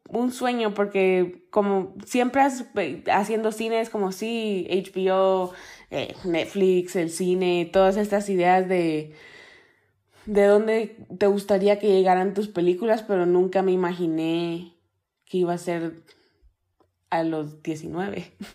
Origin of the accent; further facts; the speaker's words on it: Guatemala; moved away; also born or lived in Miami, Florida; crecí en Guatemala